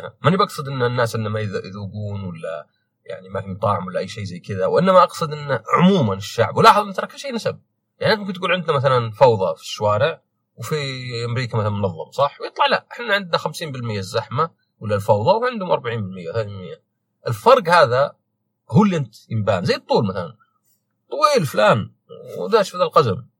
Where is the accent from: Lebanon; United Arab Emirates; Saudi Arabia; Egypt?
Saudi Arabia; أنا سعودي